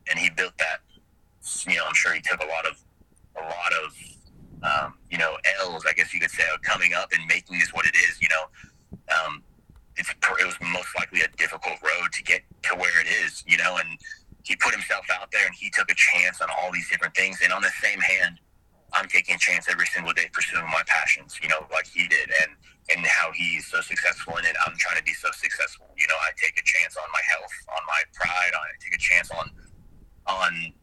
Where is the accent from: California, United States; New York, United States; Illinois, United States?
California, United States; Southern; now in Atlanta, United States; I grew up in Southern California.